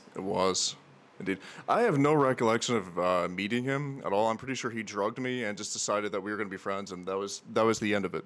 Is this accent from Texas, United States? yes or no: no; Tennessee, United States; in Tennessee, where I lived, and that's actually how I ended up in Crown, not too far away from where uh, my cabin was in the woods, which I did grow up in cabin. So, yeah, so I am a proud Appalachian American